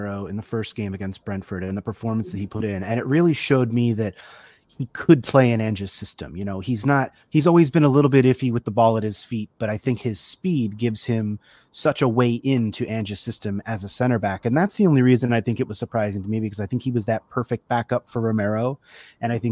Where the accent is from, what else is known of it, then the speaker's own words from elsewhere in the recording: United States; being an American